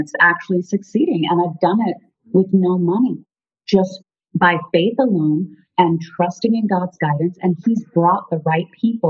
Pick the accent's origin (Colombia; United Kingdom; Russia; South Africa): South Africa; now in United States; So I'm originally from South Africa, and our parents, I have two brothers and a sister, and our parents moved us here to pursue the American dream.